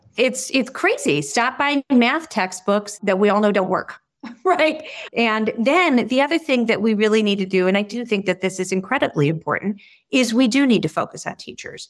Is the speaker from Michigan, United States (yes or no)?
yes; Detroit, Michigan, United States; moved away; also born or lived in Boston; I grew up around Detroit